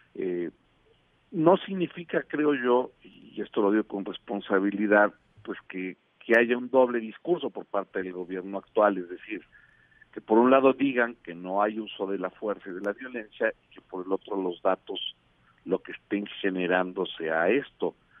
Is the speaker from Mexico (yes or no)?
yes; Mexico; estamos viviendo como mexicanos